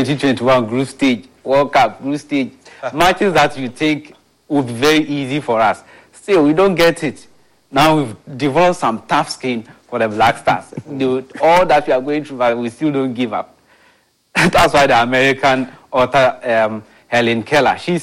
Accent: Ghana; as a Ghanaian

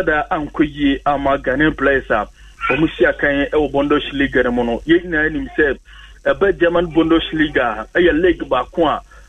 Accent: Jamaica; to me, Asha see I'm a Jamaican, you know, so I be here, come on.

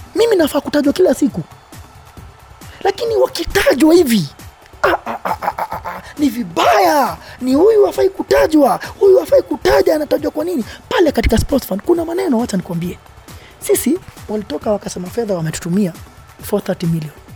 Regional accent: Kenya; Sisi mimi ni Mkenya

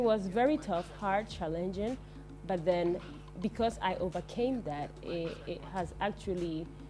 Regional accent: Germany; moved away as an adult; now in Ghana; growing up in Germany

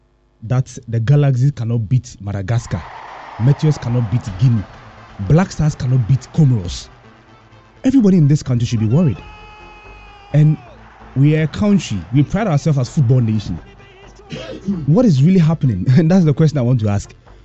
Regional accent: Ghana; I'm a Ghanaian.

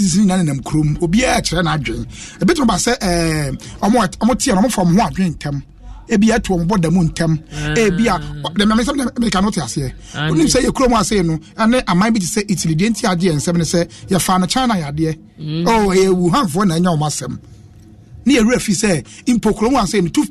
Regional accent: Netherlands; I have friends I'm from Netherlands

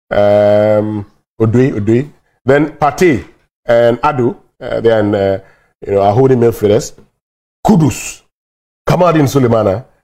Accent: Ghana; I don't no, care about course, I'm a Ghanaian.

